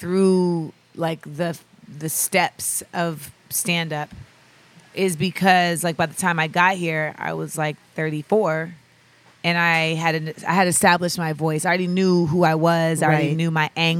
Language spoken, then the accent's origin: English; Orlando, Florida, United States; moved away as an adult; also born or lived in Los Angeles, California / New York / Grenada; Then I moved to Orlando and I lived there till I was 18